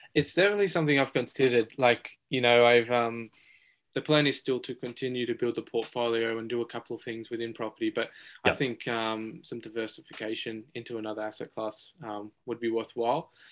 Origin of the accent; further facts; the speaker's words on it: Blacktown, New South Wales, Australia; born in, uh, in Australia, grew up around um, Western Sydney, so in Blacktown